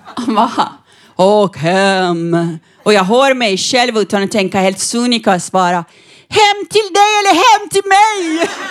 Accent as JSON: {"language": "Swedish", "region": "northern Iran", "country": "Iran", "also_born_or_lived": "Norrland, Sweden", "second_language": "Swedish", "moved": "yes", "lives_now": "Sweden", "said": "Jag kommer från Iran, från barnäktenskap"}